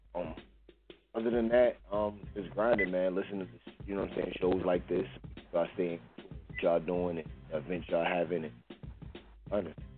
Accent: New York City, New York, United States; also born or lived in Las Vegas; now in Virginia, United States; I'm from Brooklyn

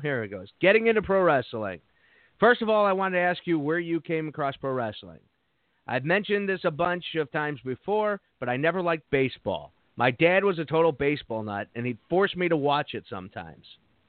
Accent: Midwest, United States; I go to Portillo's. I'm from the Midwest.

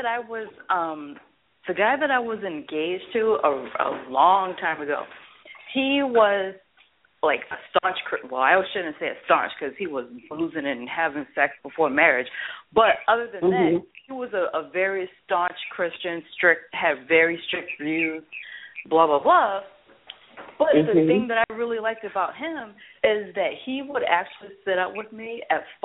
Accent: the South, United States; now in tri-state area, United States; I grew up in the South

